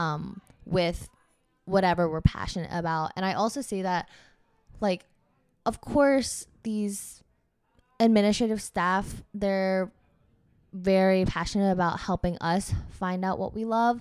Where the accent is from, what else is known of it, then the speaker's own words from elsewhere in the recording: Georgia, United States; I'm from Georgia, so in my head, tech was just, like, where all the STEM kids from my high school end